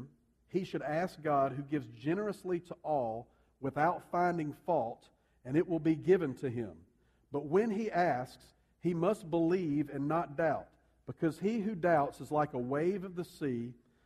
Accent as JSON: {"language": "English", "country": "United States", "said": "we see things as American human beings"}